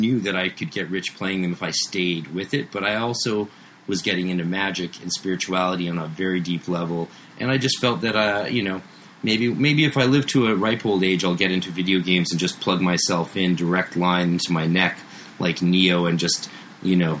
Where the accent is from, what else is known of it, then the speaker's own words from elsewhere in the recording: Canada; I'm Canadian.